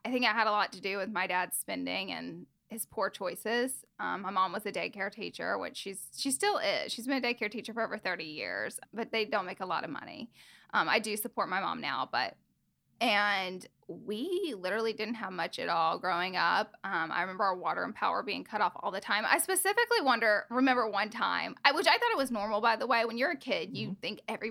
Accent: Alabama, United States; accent: Southern; now in Los Angeles, United States; So I am from Alabama. I'm a Southern girl. And I don't have much of a Southern accent anymore, but it's kind of worn off in LA. But when I go back home, I'm like super, super country. And I grew up there with my mom, dad, brother, and si

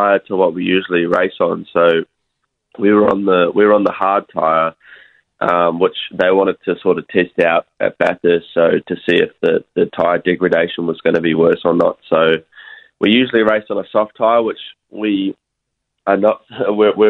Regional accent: Pukekohe, Auckland, New Zealand; now in Australia; I'm actually from Pukki Koe

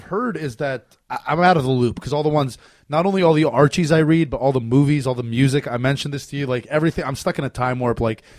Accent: Canada; now in United States; but you live in America, as do I, a Canadian living in America.

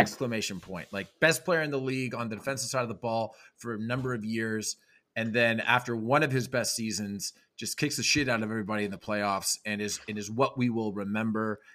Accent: Canada; I'm Canadian

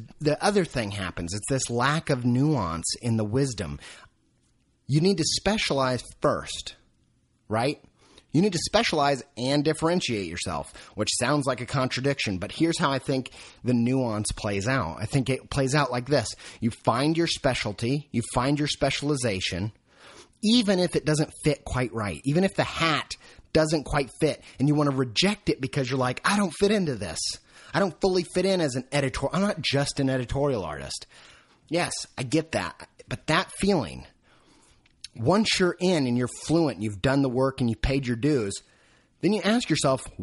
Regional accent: Indiana, United States; moved away; I came from Indiana.

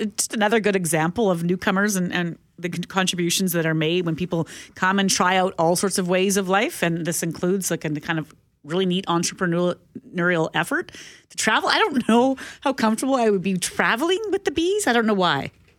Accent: St. Boniface, Manitoba, Canada; soak it in garlic butter, and we call it Seine River lobster because we're from St. Boniface.

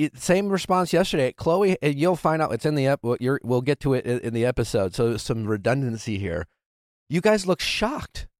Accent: Wisconsin, United States; I grew up in Wisconsin.

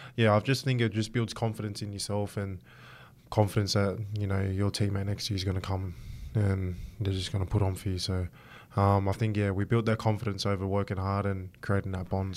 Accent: Australia; I'm Aussie first and, you know, I'm proud of my Samoan heritage

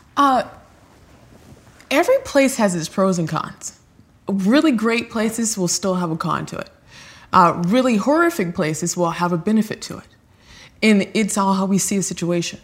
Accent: Los Angeles, California, United States; I grew up in South Central Los Angeles

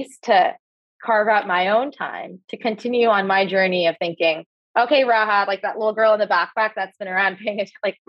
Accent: Canada; moved away as an adult; I had a very particular experience growing up as a young immigrant Canadian in Canada

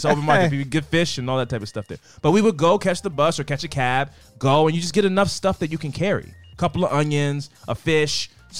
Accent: Baltimore, Maryland, United States; I'm from East Side.

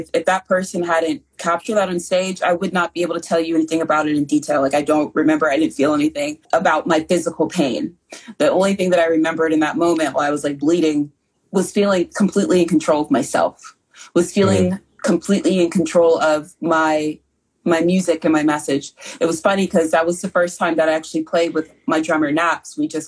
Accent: South Carolina, United States; growing up in the South and South Carolina

